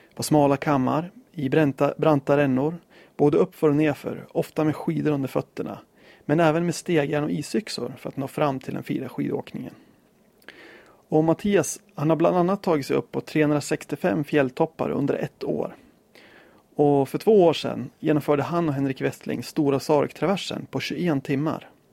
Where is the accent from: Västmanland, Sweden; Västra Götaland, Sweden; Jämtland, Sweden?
Jämtland, Sweden; Östersund; precis som jag, född och uppvuxen i Östersund